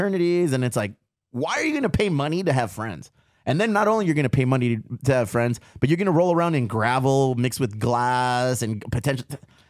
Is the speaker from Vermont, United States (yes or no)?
no; Chula Vista, California, United States; we're from Chula Vista.